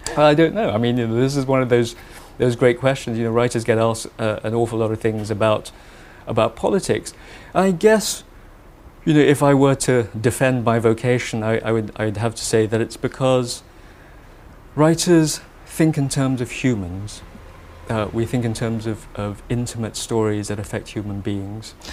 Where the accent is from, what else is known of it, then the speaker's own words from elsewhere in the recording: Malaysia; moved away; I have a particular point of view that I feel captures a sense of being Malaysian, being Malaysian of Chinese origin.